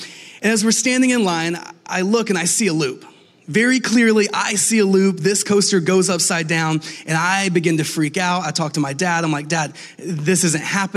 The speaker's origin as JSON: {"language": "English", "town": "Atlanta", "region": "Georgia", "country": "United States", "said": "I'm from Atlanta"}